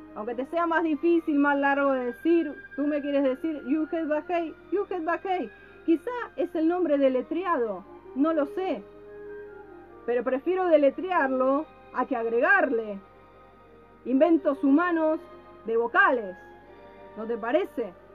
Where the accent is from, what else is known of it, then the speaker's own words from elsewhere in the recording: Argentina; now in Mexico; soy argentino.